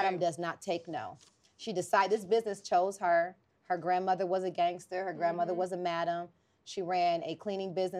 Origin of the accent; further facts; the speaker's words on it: Los Angeles, California, United States; also born or lived in Atlanta; I am a very simple hood girl from South Central Los Angeles